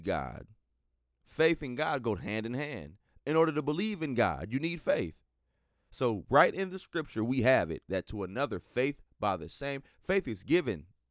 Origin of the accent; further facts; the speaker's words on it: Minnesota, United States; coming to you live and direct from the great state of Minnesota, my home state